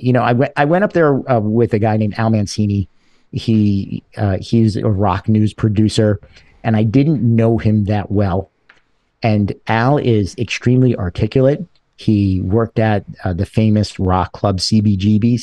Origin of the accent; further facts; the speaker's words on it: New York City, New York, United States; also born or lived in Buffalo, New York; I grew up in a place called Sheepshead Bay, Brooklyn